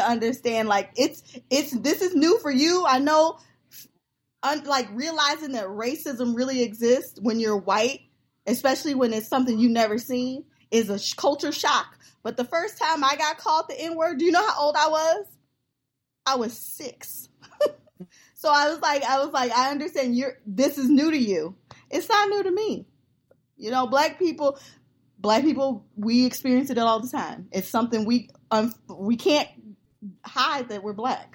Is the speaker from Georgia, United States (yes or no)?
yes; Georgia, United States; I was in Georgia. That's where I was born.